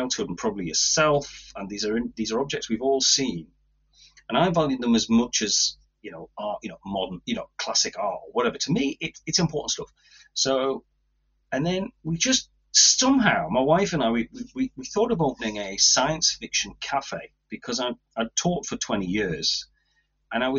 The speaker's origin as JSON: {"language": "English", "area": "Tynedale", "region": "North East England", "country": "United Kingdom", "tie": "born or raised there", "said": "I was brought up in Tynedale, and I never left Tynedale."}